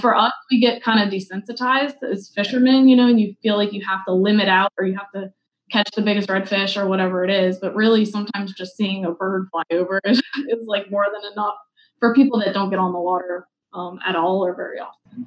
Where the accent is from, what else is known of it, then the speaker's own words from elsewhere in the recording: New Orleans, Louisiana, United States; I'm from New Orleans